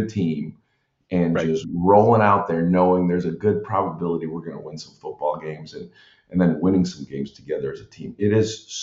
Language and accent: English; Midwest, United States; now in Southern California, United States; we're from the Midwest